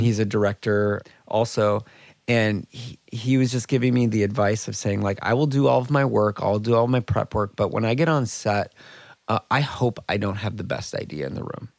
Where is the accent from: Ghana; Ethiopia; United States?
United States; Minnesota; moved away as an adult; also born or lived in Indianapolis; I grew up in Minnesota